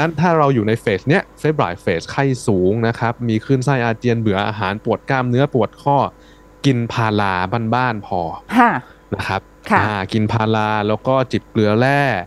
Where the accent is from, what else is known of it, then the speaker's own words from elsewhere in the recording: Chanthaburi, Thailand; จันทบุรีนะครับบ้านเกิดหมอเองเนาะ